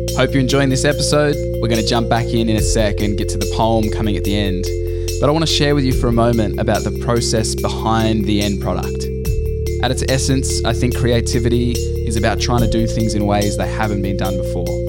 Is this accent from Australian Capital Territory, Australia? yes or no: yes; Canberra, Australian Capital Territory, Australia; moved away; I grew up in Canberra.